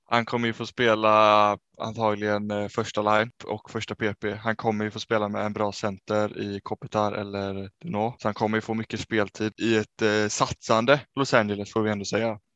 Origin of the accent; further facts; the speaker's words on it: Sweden; vi som två svenskar hemma